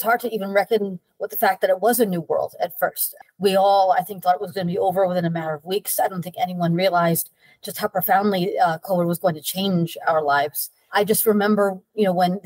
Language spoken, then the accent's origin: English; Port Jefferson, New York, United States; I was born in Port Jefferson, New York, which is a little town on Long Island